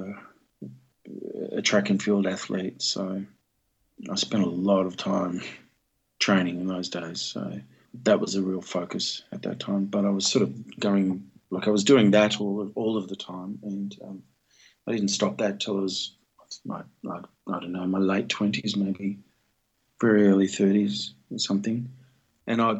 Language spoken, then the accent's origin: English; Melbourne, Victoria, Australia; also born or lived in North Richmond, New South Wales / Sydney; Till I was born in Melbourne